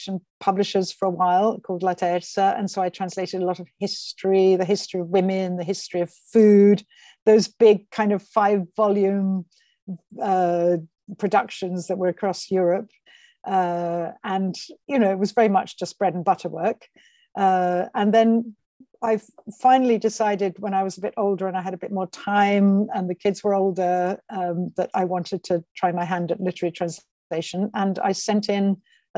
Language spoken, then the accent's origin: English; England, United Kingdom; moved away as an adult; now in Rome, Italy; she took us to England, where we grew up from, I suppose, for me, the age of about six, I think. So I was there all my school life and my university life.